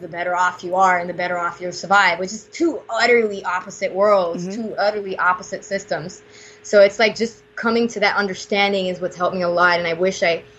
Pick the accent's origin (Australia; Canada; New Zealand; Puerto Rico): Puerto Rico; I'm from Puerto Rico